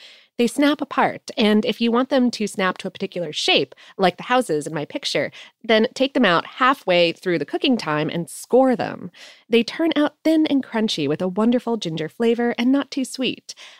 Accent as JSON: {"language": "English", "town": "Calgary", "region": "Alberta", "country": "Canada", "tie": "born or raised there", "said": "the most important cultural icon to ever come out of my hometown of Calgary, Alberta, ginger beef?"}